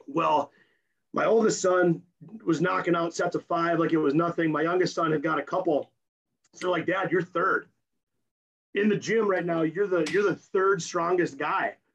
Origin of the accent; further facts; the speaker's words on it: Napoleon, North Dakota, United States; moved away; I'm from Napoleon, North Dakota, and when I told them in high school I want to be a strength coach